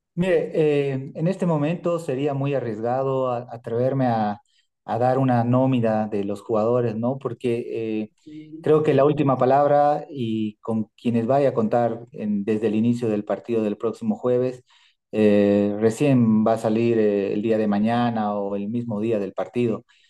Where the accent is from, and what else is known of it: Bolivia